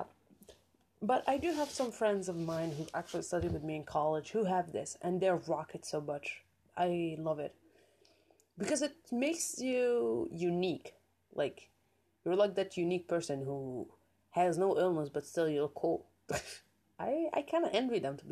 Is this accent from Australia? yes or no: no; Algeria; I'm from Algeria